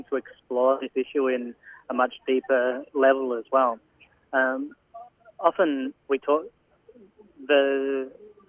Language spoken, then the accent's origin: English; Adelaide, South Australia, Australia; moved away as an adult; now in Melbourne, Australia; I've actually relocated to Melbourne for the shoot. I'm originally from Adelaide.